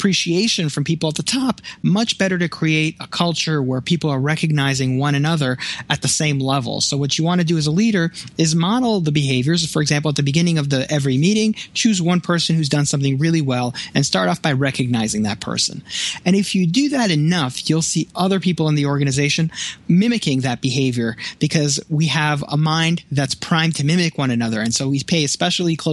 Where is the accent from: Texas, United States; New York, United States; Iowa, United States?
New York, United States; New York City; now in Buffalo, United States; I grew up in Brooklyn